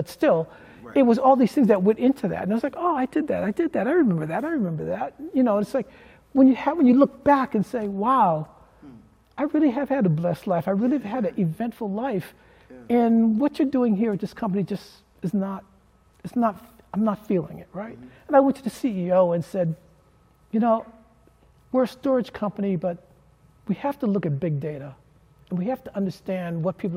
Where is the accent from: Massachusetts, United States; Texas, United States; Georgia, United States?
Massachusetts, United States; Boston; growing up in Boston and going to a school outside your growing up neighborhood